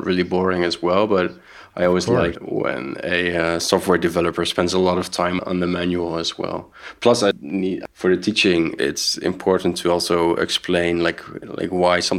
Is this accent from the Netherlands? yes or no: yes; Netherlands; moved away as an adult; now in Berlin, Germany; I grew up in the Netherlands